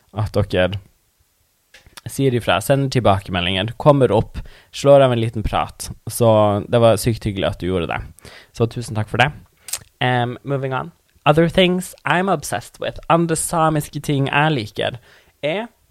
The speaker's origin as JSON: {"language": "Norwegian", "town": "Tana", "region": "Troms og Finnmark", "country": "Norway", "first_language": "Northern Sami", "second_language": "Norwegian", "said": "Jeg er fra Tana i Finnmark"}